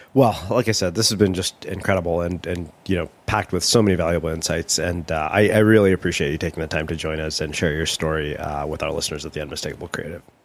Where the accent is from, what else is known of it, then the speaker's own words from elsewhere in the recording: India; being Indian